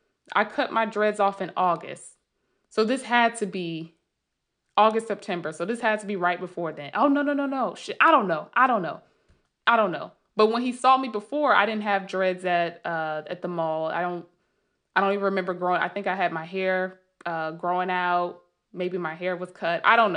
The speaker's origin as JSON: {"language": "English", "town": "Sandy Springs", "region": "Georgia", "country": "United States", "tie": "born or raised there", "said": "And luckily I had the pleasure of living here and growing up in Sandy Springs, Dunwoody."}